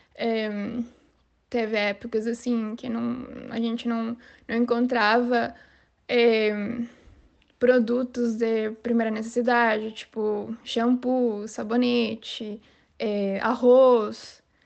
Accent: San Cristóbal, Táchira, Venezuela; Portuguese is a second language; moved away as an adult; now in Brazil; tenho 26 anos e sou venezuelano. É, sou da cidade de San Cristóbal, que é a fronteira com Colômbia.

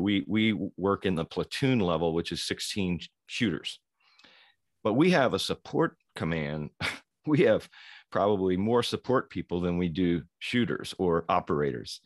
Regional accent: Louisville, Kentucky, United States; born and raised in Louisville, Kentucky

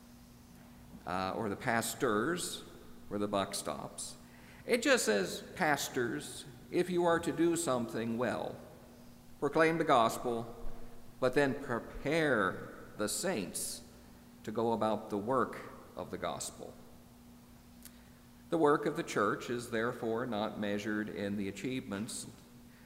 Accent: Midwest, United States; moved away; also born or lived in Northeast US; growing up in the Midwest

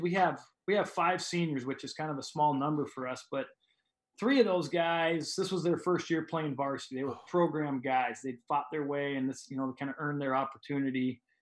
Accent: Montana, United States; moved away as an adult; also born or lived in Jamestown, North Dakota; now in Oregon, United States; I grew up in Montana

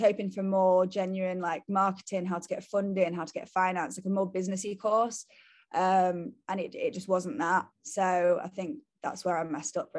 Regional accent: France; It's amazing. I grew up in France as well, so they've actually done such a good representation of like the English to France community

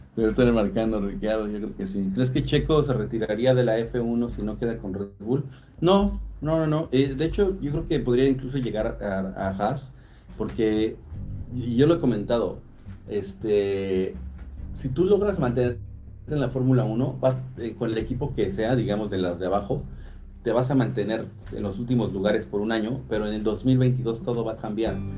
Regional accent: Atizapán de Zaragoza, State of Mexico, Mexico; also born or lived in Naucalpan; yo soy de Atizapán de Zaragoza y estudié allá en Naucalpan

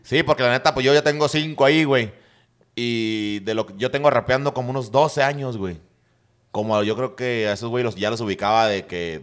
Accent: San Luis, Mexico; me cambié a la colonia Reforma, güey. Y ahí ya, ya crecí en la Reforma

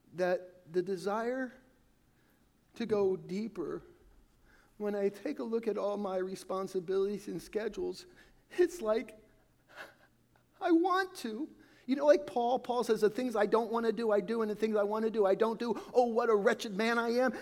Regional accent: Califon, New Jersey, United States; Growing up in Califon, we had this neighbor

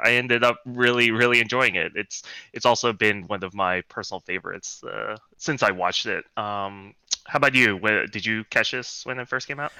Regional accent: New York City, New York, United States; born and raised in Brooklyn

